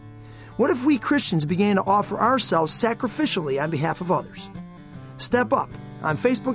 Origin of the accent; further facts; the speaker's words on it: Broadview, Illinois, United States; I grew up in Broadview, a city just outside of Chicago, in a two-story, two-flat.